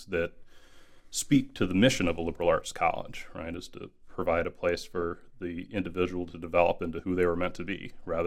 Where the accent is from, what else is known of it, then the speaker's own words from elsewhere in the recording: Kalamazoo, Michigan, United States; moved away as an adult; also born or lived in Louisiana; I am originally from Michigan, West Michigan, Kalamazoo to be precise.